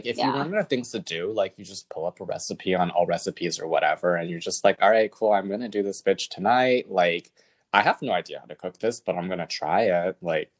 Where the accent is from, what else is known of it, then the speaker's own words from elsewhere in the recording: California, United States; born there; I would tell them that my parents are from Taiwan, but I was born in California.